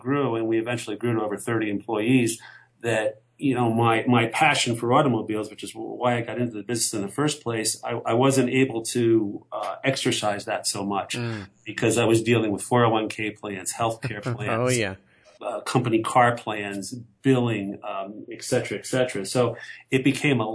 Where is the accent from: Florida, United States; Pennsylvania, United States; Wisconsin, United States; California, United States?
Pennsylvania, United States; we grew up in Pennsylvania